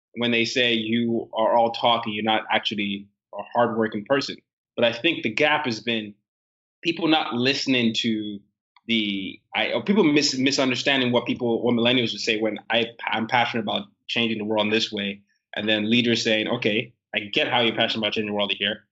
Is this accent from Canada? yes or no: no; Nigeria; now in United States; I am a Nigerian